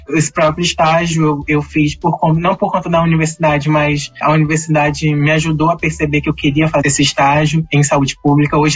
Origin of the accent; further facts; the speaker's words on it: Rio de Janeiro, Brazil; also born or lived in Piauí; Então, eu nasci no Piauí, minha mãe veio de lá, lá do Nordeste, para o Rio de Janeiro.